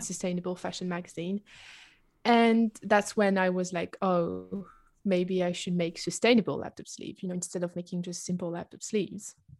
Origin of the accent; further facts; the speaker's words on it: south of France, France; English is a second language; moved away as an adult; also born or lived in Oxford, United Kingdom; at the moment, I live in the south of France, in my hometown.